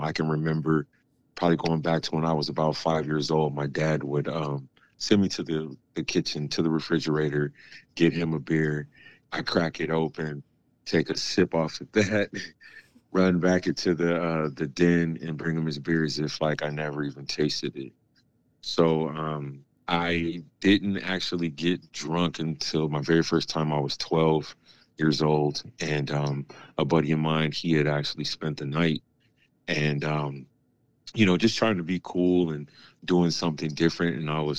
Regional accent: Jacksonville, Florida, United States; born there; also born or lived in San Diego; I was born here in Jacksonville, Florida, but my dad was in the military, so we moved around just a little bit, but we ended up pretty much spending the last part of his career in San Diego, California

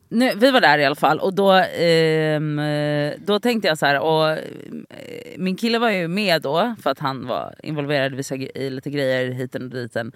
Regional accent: Gothenburg, Västra Götaland, Sweden; moved away; jag har varit hemma i Göteborg en helg och varit mycket med mina syskonbarn

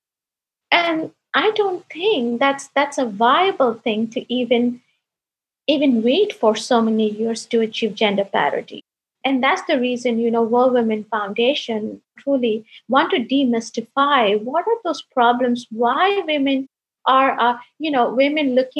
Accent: India; I'm the first girl in my family to get education. I come from India

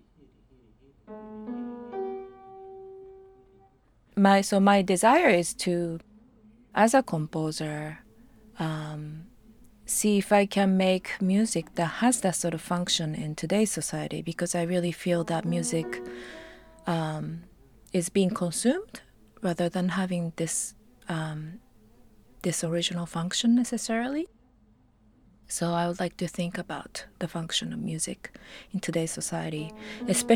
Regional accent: Japan; I come from Japan

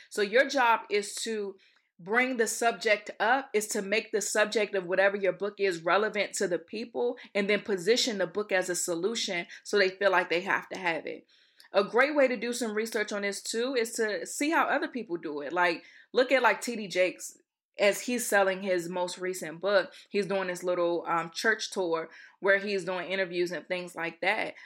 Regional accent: Accokeek, Maryland, United States; also born or lived in Baltimore, Maryland; I'm from Accokeek, Maryland

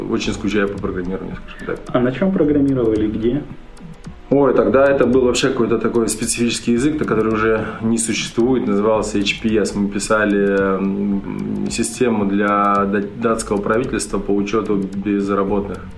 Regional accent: Russia; А, только я вообще родом не из Санкт-Петербурга, а из э, небольшого военного городка между Свердловском и Челябинском.

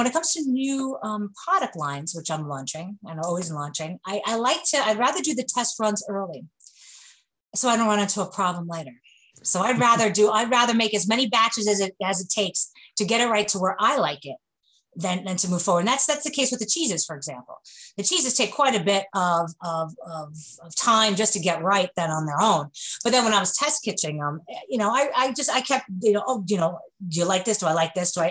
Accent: New York, United States; accent: New York; moved away as an adult; now in Kentucky, United States; I'm from New York, as you can tell from my accent

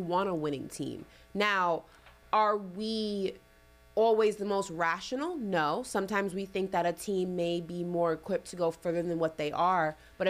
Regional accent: New York City, New York, United States; I'm from New York City. I was built for this.

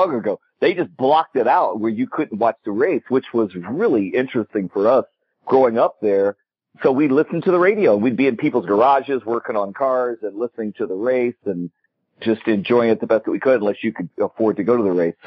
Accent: Indianapolis, Indiana, United States; I grew up in Indianapolis, Indiana, around the famous Indianapolis Motor Speedway

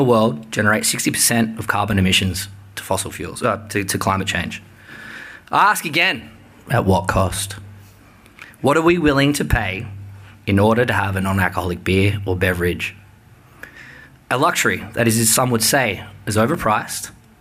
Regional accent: Sydney, New South Wales, Australia; I'm from Sydney

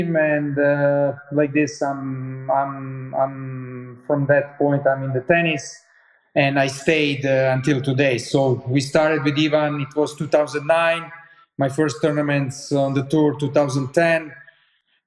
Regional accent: Croatia; I'm from Croatia, I opened there one rehab

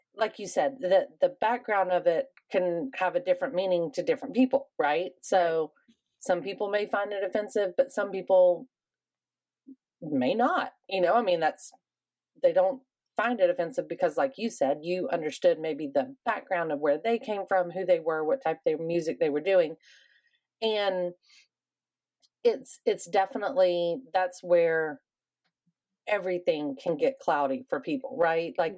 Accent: the South, United States; I also am somebody from the South

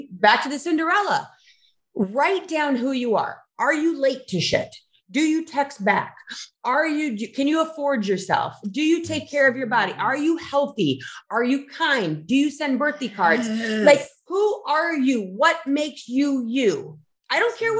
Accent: Cleveland, Ohio, United States; We're both from Ohio. From Cleveland.

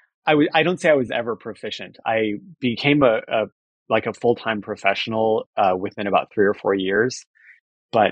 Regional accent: Fullerton, California, United States; I grew up in Fullerton, California.

